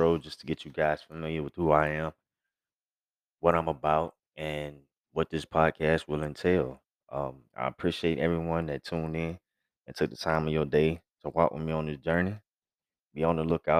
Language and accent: English; Gretna, Virginia, United States; now in Texas, United States; I was born and raised in Gretna, VA